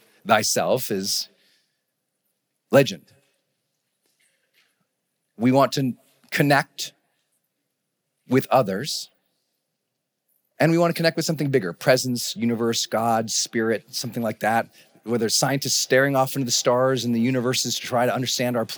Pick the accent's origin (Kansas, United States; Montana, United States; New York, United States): Montana, United States; moved away as an adult; also born or lived in San Francisco, California; we're from Montana